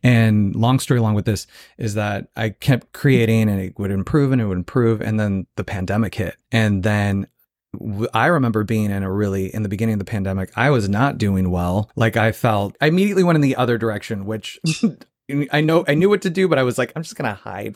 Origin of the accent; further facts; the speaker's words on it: Phoenix, Arizona, United States; moved away; also born or lived in Joshua Tree; I'm from Phoenix, Arizona originally